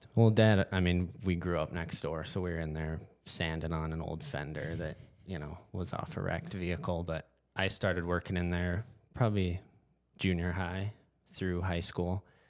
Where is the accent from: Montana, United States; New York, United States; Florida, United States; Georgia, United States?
Montana, United States; Whitefish; born and raised Whitefish, Montana.